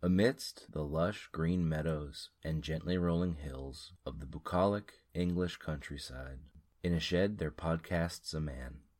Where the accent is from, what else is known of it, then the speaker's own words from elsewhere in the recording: United States; as an American familiar with a distinctly different accent